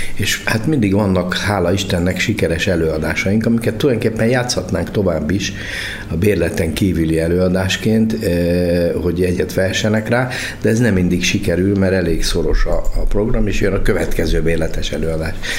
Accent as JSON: {"language": "Hungarian", "region": "Budapest", "country": "Hungary", "also_born_or_lived": "Debrecen / Szeged / Békéscsaba", "moved": "as an adult", "said": "eredetek budapesti vagyok"}